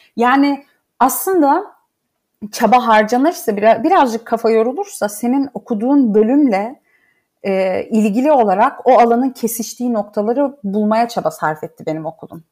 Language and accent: Turkish; Laz, Black Sea Region, Turkey; moved away; biz e, Türküz ama Lazız.